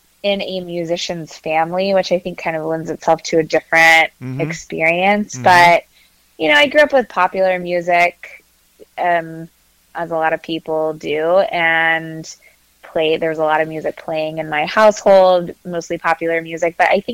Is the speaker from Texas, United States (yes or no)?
yes; Katy, Texas, United States; now in Charlottesville, United States; I grew up in Katy, Texas, right outside of Houston